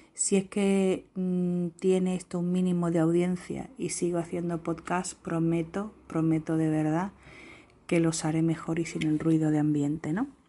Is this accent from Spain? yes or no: yes; Spain; accent: southern; se me notará por mi acento que soy